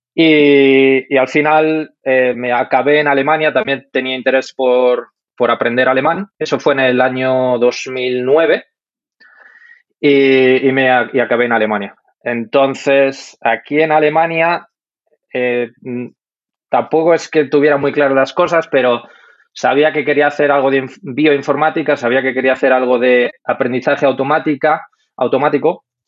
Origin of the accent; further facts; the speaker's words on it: Madrid, Community of Madrid, Spain; moved away as an adult; also born or lived in Denmark; now in Munich, Germany; yo soy de Madrid